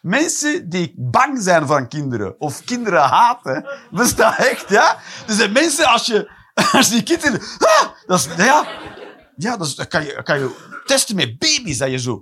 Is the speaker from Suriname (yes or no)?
no; Flanders, Belgium; Als Vlamingen